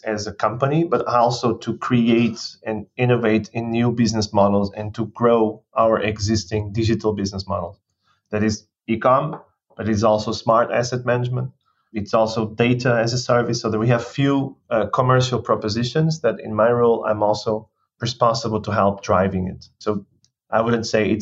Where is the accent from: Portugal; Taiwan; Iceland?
Portugal; moved away; I was born in Portugal 35 years ago.